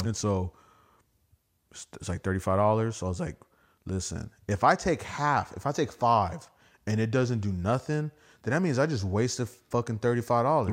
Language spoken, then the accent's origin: English; United States; I'm American